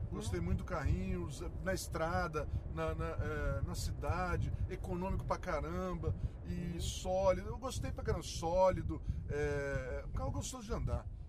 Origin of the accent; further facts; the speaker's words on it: Niterói, Rio de Janeiro, Brazil; moved away; also born or lived in São Paulo; eu fui criado numa Sim. família de opala selvagem nas montanhas de Niterói